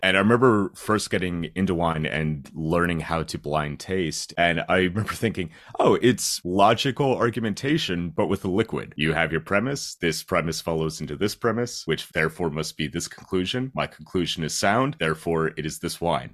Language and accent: English; Schuylkill County, Pennsylvania, United States; moved away as an adult; now in London, United Kingdom; I came from Schuylkill County, very, very small town, like, big coal mining area.